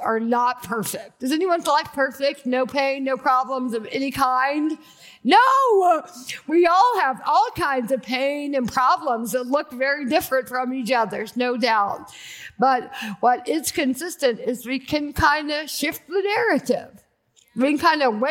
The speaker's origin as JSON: {"language": "English", "town": "Athens", "region": "Georgia", "country": "United States", "tie": "born or raised there", "also_born_or_lived": "Birmingham, Alabama / Malibu, California", "moved": "as an adult", "said": "I was born in Athens, Georgia. I grew up there"}